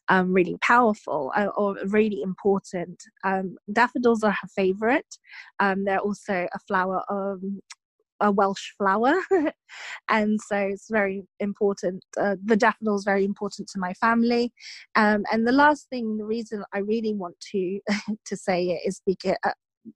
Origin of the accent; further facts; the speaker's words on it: Philippines; now in England; I was born and raised in the Philippines.